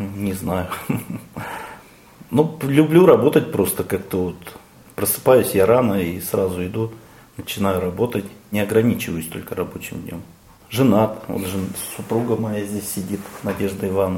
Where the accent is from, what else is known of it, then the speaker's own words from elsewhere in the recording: Zlatoust, Chelyabinsk Oblast, Russia; Родился я в Златоусте в 1967 году